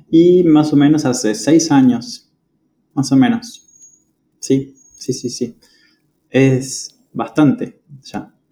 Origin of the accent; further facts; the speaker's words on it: Patagonia, Argentina; now in Córdoba, Argentina; Exacto, sí. Estoy en, Córdoba eh, viviendo hace ya varios años, muchos años.